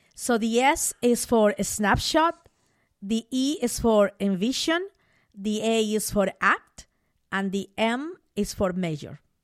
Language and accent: English; Mollendo, Arequipa, Peru; moved away as an adult; now in United States; I grew up in Peru.